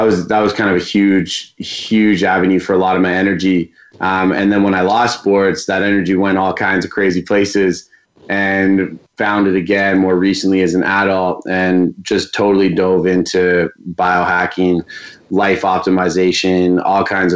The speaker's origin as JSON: {"language": "English", "town": "Vancouver", "region": "British Columbia", "country": "Canada", "tie": "born or raised there", "said": "I'm born and raised in Vancouver, BC"}